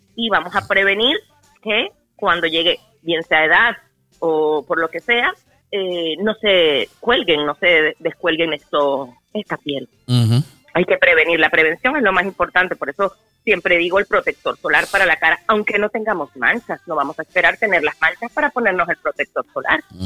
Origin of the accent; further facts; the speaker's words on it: Caracas, Capital District, Venezuela; moved away; yo soy caraqueña